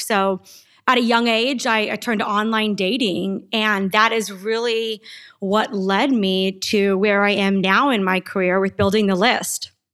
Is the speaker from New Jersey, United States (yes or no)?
no; Yuma, Arizona, United States; I was born and raised in Yuma, Arizona.